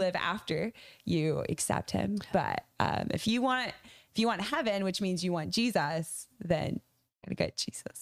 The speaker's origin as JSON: {"language": "English", "region": "a tiny town in Maine", "country": "United States", "tie": "born or raised there", "said": "I grew up in a, a part of America where churches sent their, their people as missionaries"}